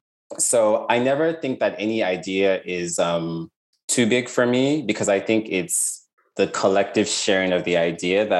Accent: Lagos, Nigeria; I grew up in Lagos, in Nigeria

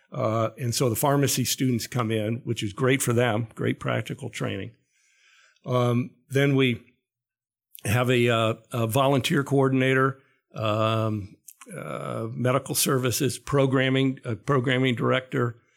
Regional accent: Ohio, United States; growing up in Ohio

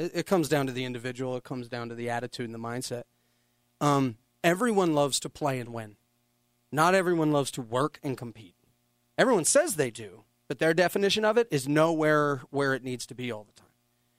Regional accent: San Francisco, California, United States; moved away; You know, we came here from San Francisco. She wanted a whole different life.

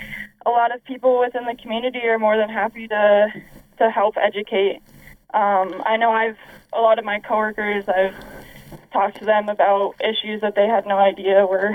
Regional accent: Massachusetts, United States; now in Fort Collins, United States; I grew up in Massachusetts

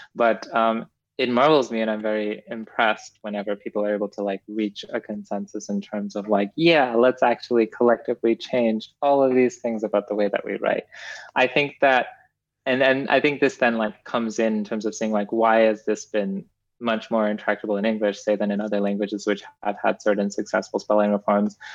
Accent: Edmonton, Alberta, Canada; moved away as an adult; also born or lived in Kenya; now in United States; I was born in Kenya, and then I moved to Canada at a very young age, and I now live in the United States

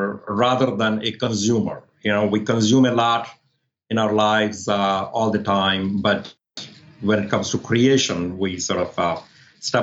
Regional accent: Delhi, India; moved away as an adult; also born or lived in New Orleans, United States; now in Northern Virginia, United States; I was in Delhi living with my parents, doing my master's.

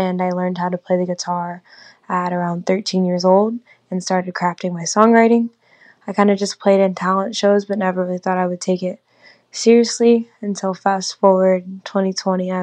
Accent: Indianapolis, Indiana, United States; now in Los Angeles, United States; I'm originally from Indianapolis, Indiana

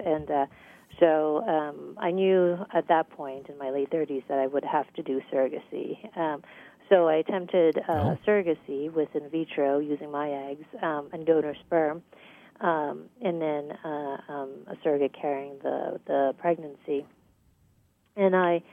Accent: U.S. Virgin Islands; moved away as an adult; also born or lived in Guyana / Boston / Houston; I was born in Guyana in South America, and I grew up in the United States Virgin Islands.

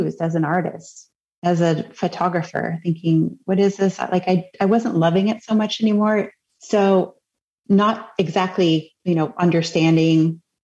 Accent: Cape Cod, Massachusetts, United States; I grew up on Cape Cod, Massachusetts.

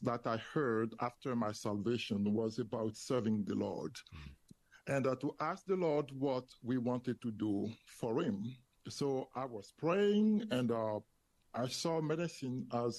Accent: Côte d’Ivoire; English is a second language; moved away as an adult; also born or lived in France / Ottawa, Canada; now in Greenville, United States; I was born and raised in the Ivory Coast, West Africa, a French-speaking country.

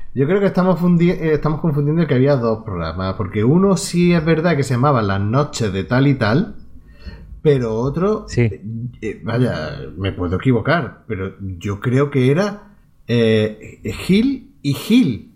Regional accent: Andalusia, Spain; donde yo vivía en mi pueblo no se cogía Telecinco ni las cadenas privadas

